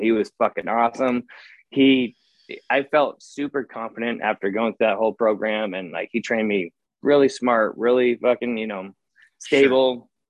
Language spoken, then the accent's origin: English; Eugene, Oregon, United States; also born or lived in Massachusetts; I grew up in Eugene. You know, we have the Oregon Country Fair.